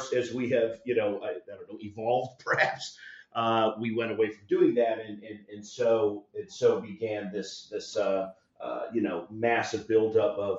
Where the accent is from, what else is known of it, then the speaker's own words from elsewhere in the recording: South Florida, United States; now in Orlando, United States; I'm originally from South Florida. I'm talking to you from Orlando, Florida. I'm a thin-blooded Floridian.